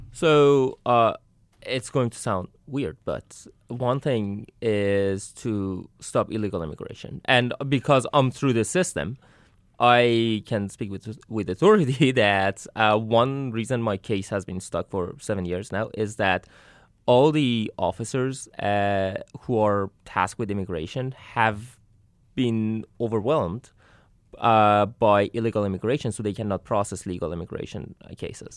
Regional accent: Iran; now in United States; I'm from Iran, so I come from the Middle East

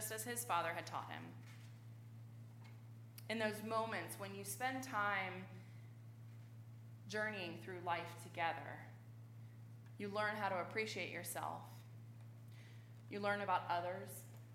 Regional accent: Richmond, Virginia, United States; I grew up in Richmond.

